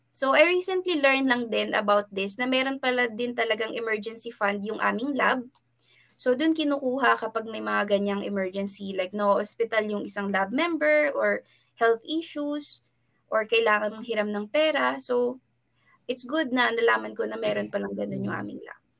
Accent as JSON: {"language": "Tagalog", "country": "Philippines", "moved": "as an adult", "lives_now": "South Korea", "said": "hindi ako makauwi ng Pilipinas"}